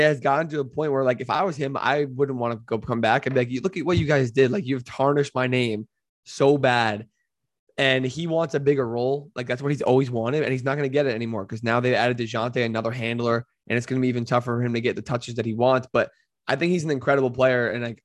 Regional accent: New Jersey, United States; I'm from New Jersey

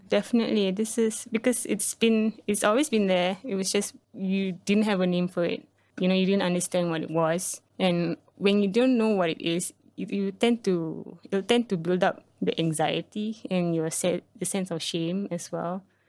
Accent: Singapore; also born or lived in Malaysia; being here as a Singaporean

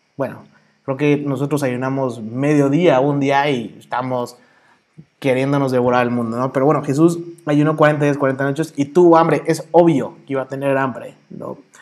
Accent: Mexico City, Mexico; accent: chilango; also born or lived in Toluca; now in Guadalajara, Mexico; Nací, soy chilango. Ahí sí por el acento de repente se me sale, porque soy chilango

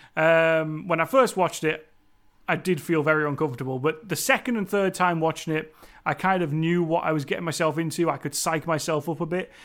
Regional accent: Cumbria, North West England, United Kingdom; accent: Cumbrian; me and my Cumbrian accent

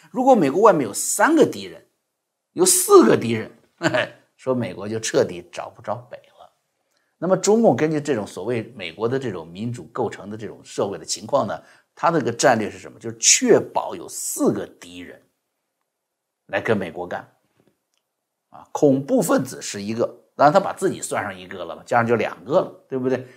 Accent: China; 作为一个中国人呢，更是高兴的事情

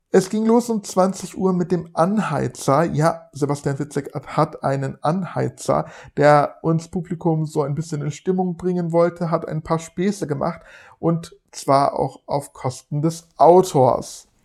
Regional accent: Frankfurt, Hesse, Germany; Ihr wisst, ich komme aus Frankfurt oder in der Nähe von Frankfurt.

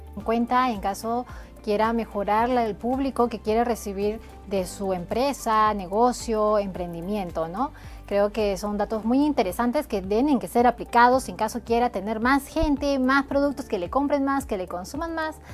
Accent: Peru; Somos peruanos, tenemos que aportar a nuestro país

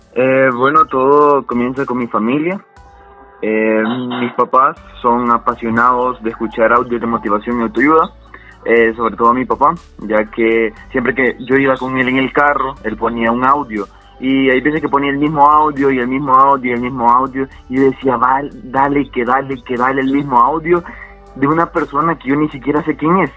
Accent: El Salvador; soy salvadoreño

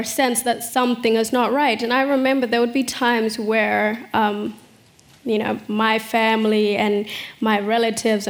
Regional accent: Adelaide, South Australia, Australia; English is a second language; also born or lived in South Sudan / Kakuma refugee camp, Kenya; Australia became home to me so quickly. Went to school, loved school

